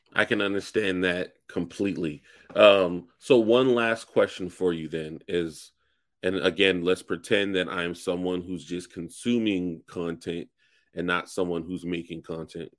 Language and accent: English; the South, United States; I'm from the South